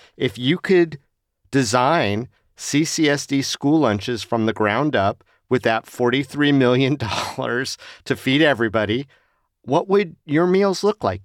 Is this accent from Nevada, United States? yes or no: yes; Las Vegas, Nevada, United States; Growing up in Las Vegas